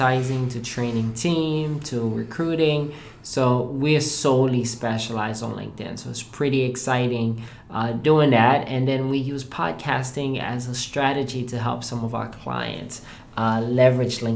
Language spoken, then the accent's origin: English; Haiti; now in United States; I am originally from Haiti. I have been in the U.S. now for 20 years as of this past July.